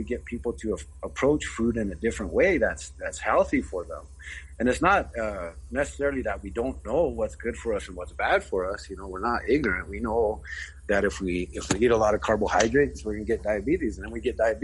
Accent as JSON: {"language": "English", "area": "Cheyenne River Indian Reservation", "region": "South Dakota", "country": "United States", "said": "I'm from the Cheyenne River Indian Reservation in South Dakota"}